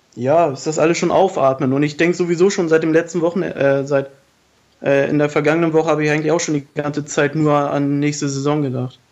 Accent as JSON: {"language": "German", "town": "Lüneburg", "region": "Lower Saxony", "country": "Germany", "tie": "born or raised there", "moved": "yes", "said": "in meiner Heimat in Lüneburg"}